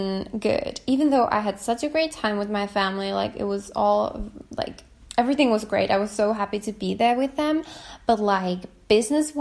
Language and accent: English; small town near Kuopio, eastern Finland, North Savo, Finland; moved away as an adult; now in Helsinki, Finland; I'm from a small town from eastern Finland, close to Kuopio. If anyone knows where Kuopio is, I am close to, from a town close to Kuopio.